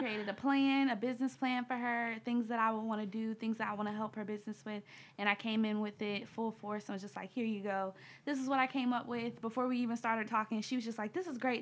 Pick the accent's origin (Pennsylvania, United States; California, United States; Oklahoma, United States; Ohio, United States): Ohio, United States; Cleveland; from Cleveland, Ohio